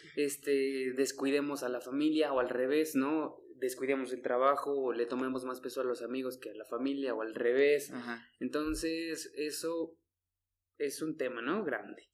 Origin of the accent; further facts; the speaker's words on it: Mexico; México, que estamos